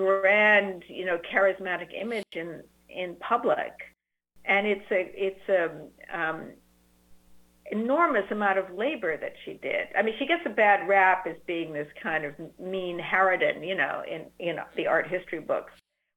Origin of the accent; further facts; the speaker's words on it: Canada; also born or lived in United Kingdom; because I grew up in Canada and in Britain and with great national health systems.